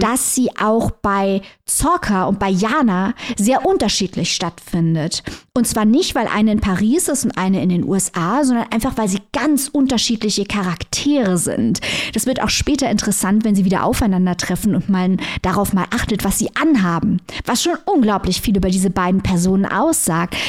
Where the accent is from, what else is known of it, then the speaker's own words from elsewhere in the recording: East Germany, Germany; bei uns in Ostdeutschland